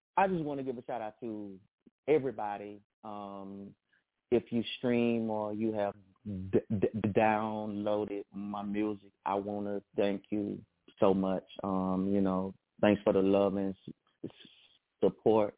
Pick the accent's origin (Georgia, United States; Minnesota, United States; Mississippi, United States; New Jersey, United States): Mississippi, United States; Hattiesburg; I am from Hattiesburg, Mississippi